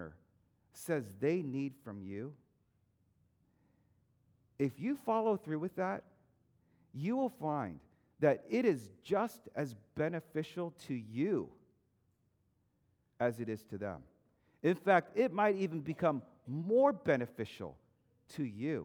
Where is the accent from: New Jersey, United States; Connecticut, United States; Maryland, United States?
Maryland, United States; moved away as an adult; also born or lived in Texas; We moved from Maryland to Texas